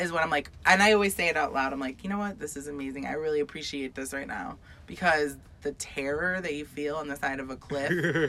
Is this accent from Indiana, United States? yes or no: no; Ohio, United States; moved away; also born or lived in New York; But I'm from Ohio and then New York. Yeah. So I'm an Ohioan and a New Yorker